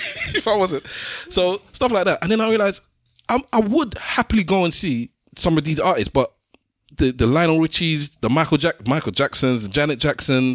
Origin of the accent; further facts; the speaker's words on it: London, United Kingdom; But I am a Londoner. I am a Londoner through and through. I claim it. And Hackney is in my, you cut me, Hackney is in my blood